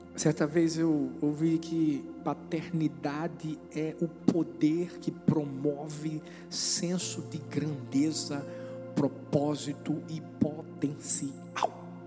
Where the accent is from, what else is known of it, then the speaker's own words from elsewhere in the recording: Brazil; eu sou brasileiro